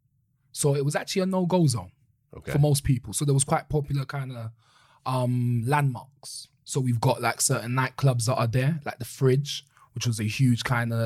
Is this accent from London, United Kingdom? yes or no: yes; London, United Kingdom; accent: Caribbean twang; I actually didn't know I was British 20 years ago, but I knew I was Brixton